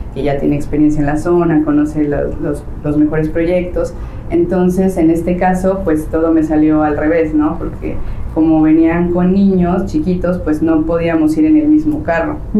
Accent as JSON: {"language": "Spanish", "region": "Mexico City", "country": "Mexico", "moved": "as an adult", "lives_now": "Playa del Carmen, Mexico", "said": "yo soy de la Ciudad de México, llevo aquí en Playa del Carmen alrededor de 10 años viviendo"}